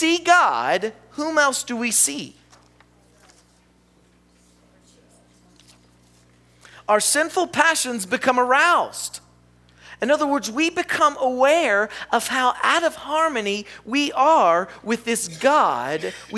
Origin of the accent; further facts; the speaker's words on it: the South, United States; I'm from the South. Do you know what that means? I live in the Bible Belt.